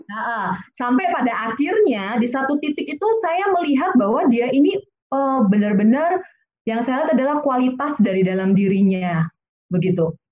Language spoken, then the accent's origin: Indonesian; North Sumatra, Indonesia; sekalipun saya dari Batak ya begitu yang notabene tahu sendiri bagaimana ya ininya